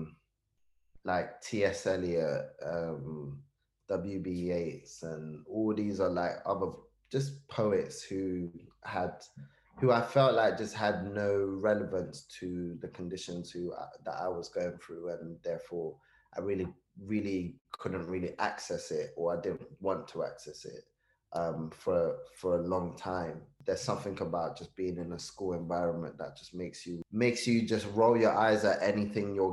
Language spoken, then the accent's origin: English; Jos, Plateau, Nigeria; also born or lived in Kano, Nigeria; now in United Kingdom; I was born in Nigeria, I was born in Kanu. I grew up in Jos.